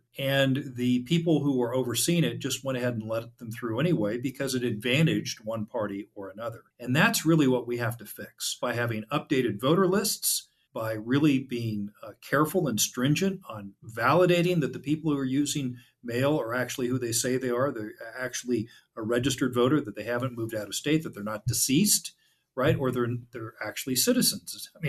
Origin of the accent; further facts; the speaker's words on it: California, United States; moved away as an adult; now in Texas, United States; I've lived in Texas now for 9 years. I came from California. Don't hold that against me.